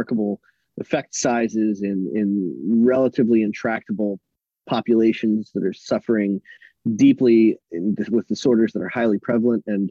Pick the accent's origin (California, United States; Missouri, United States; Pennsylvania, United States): Pennsylvania, United States; Philadelphia; I grew up in Philadelphia